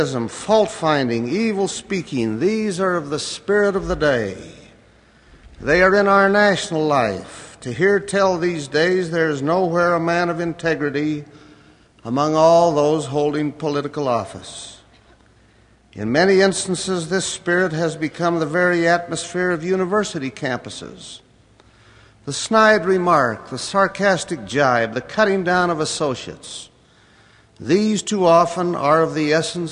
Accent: United States; my own native land, America

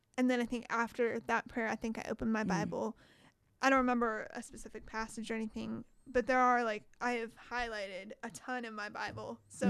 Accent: Okinawa, Japan; born there; So I was born in Okinawa, Japan, while my dad was stationed over there with the Marine Corps.

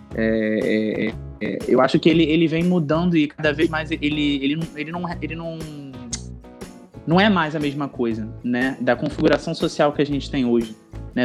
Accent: Rio de Janeiro, Brazil; eu sou carioca, eu tenho 31 anos.

